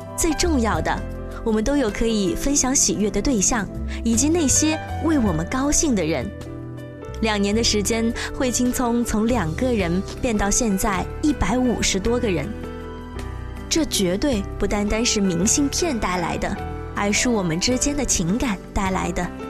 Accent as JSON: {"language": "Chinese", "town": "Wenzhou", "region": "Zhejiang", "country": "China", "said": "我是来自温州大学的吉他学院的一名大一的学生"}